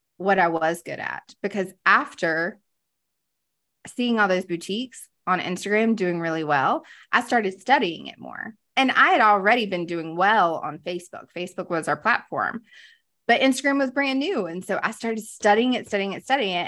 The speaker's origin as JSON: {"language": "English", "town": "Greenville", "region": "South Carolina", "country": "United States", "tie": "born or raised there", "moved": "as an adult", "lives_now": "Charlotte, United States", "said": "I grew up in the Carolinas. I am from here, originally from Greenville, South Carolina, now living in the Queen City"}